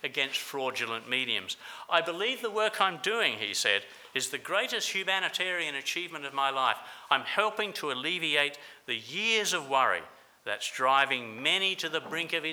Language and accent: English; Adelaide, South Australia, Australia; in Adelaide, South Australia, my hometown